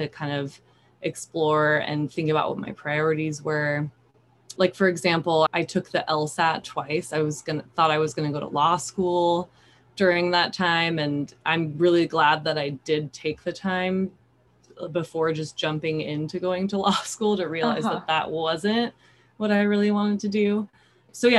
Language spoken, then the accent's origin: English; Sacramento, California, United States; moved away as an adult; also born or lived in Japan; now in Santa Barbara, United States; I grew up in Sacramento, California